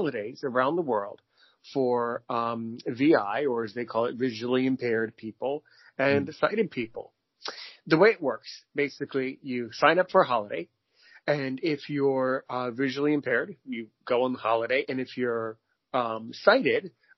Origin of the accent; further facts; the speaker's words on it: United States; I'm American.